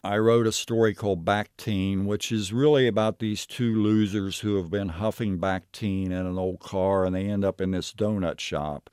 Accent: Knockemstiff, Ohio, United States; I grew up in Knockham Stiff. It wasn't actually a city. It was a very small village. I lived there from the time I was, uh, you know, about a year old until I was seventeen

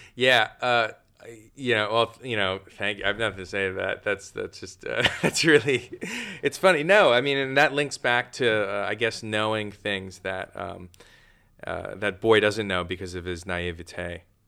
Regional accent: New York City, New York, United States; I grew up there, but I grew up on Staten Island

